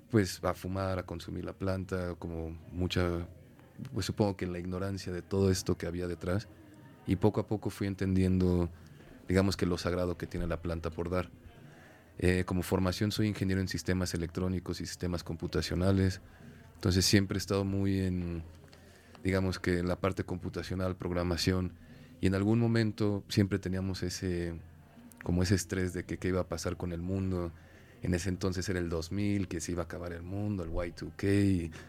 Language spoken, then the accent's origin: Spanish; Mexico; born or raised there